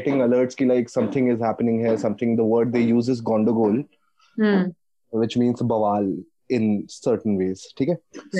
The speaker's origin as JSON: {"language": "English", "town": "Jamshedpur", "region": "Jharkhand", "country": "India", "tie": "born or raised there", "said": "So I was born and brought up in Jamshedpur, which is in Jharkhand now. Used to be Bihar back then. So my grandfather used to be from West Bengal, but like I've never lived there."}